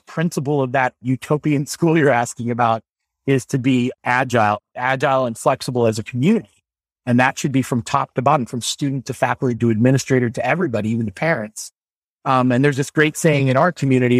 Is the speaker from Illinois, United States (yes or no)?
yes; Normal, Illinois, United States; I went to a lab school called Thomas Metcalf School in Illinois. I'm from the town of Normal.